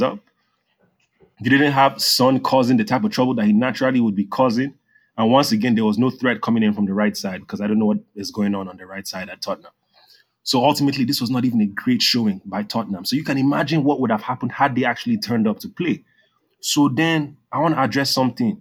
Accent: Nigeria; growing up in Nigeria

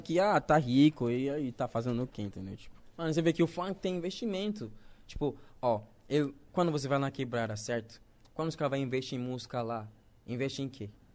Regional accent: Ghana; Portuguese is a second language; moved away as an adult; also born or lived in Recife, Brazil; now in Brazil; Eu nasci na quebrada em Gana, mas não na quebrada aqui

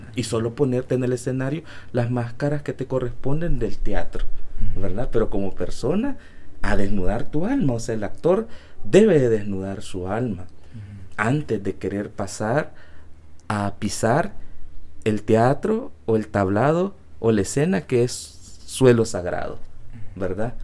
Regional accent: El Salvador; yo soy de Salvador, me mandó aquí y yo quiero hacer teatro en mi país

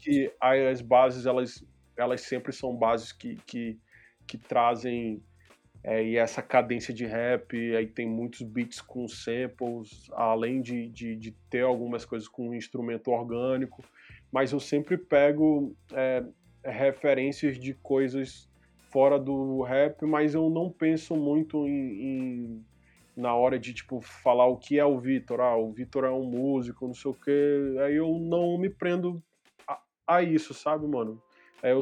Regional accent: São Paulo, Brazil; nasci em São Paulo

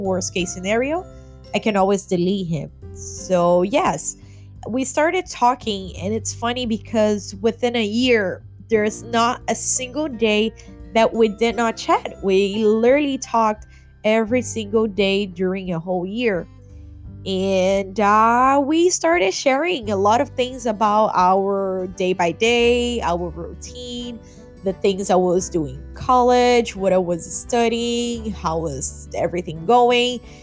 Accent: Rio de Janeiro, Brazil; moved away as an adult; now in United States; I'm from Rio de Janeiro, Brazil

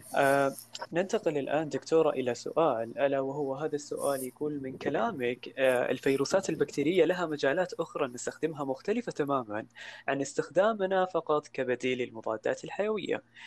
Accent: Saudi Arabia; عندنا في السعوديه

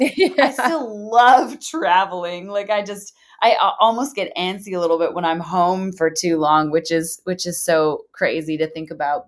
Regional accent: Canada; moved away as an adult; now in Nashville, United States; the past 11 years of living in Nashville and, and, building my business down here and, and, you know, being a Canadian, getting a visa, getting a green card

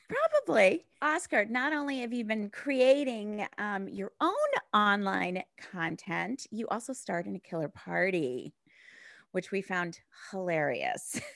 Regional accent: United States; now in United Kingdom; as an American coming into the UK

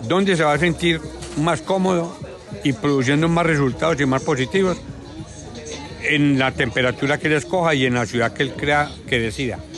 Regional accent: Colombia; A nosotros como colombianos

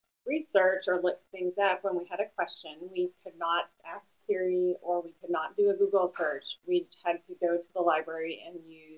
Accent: Colchester, Vermont, United States; also born or lived in Buffalo, United States; I was born in Buffalo, New York. And I lived there until I was 10, and my parents moved my brother and I to Colchester, Vermont, which is right outside of Burlington, Vermont, and I went to the public schools in Colchester

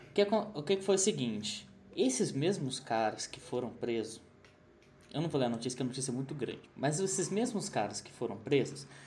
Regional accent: São José dos Campos, São Paulo, Brazil; nossa região do Vale do Paraíba.

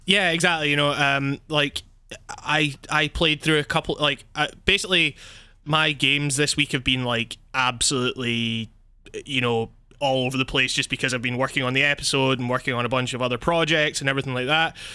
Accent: Scotland, United Kingdom; I'm from Scotland

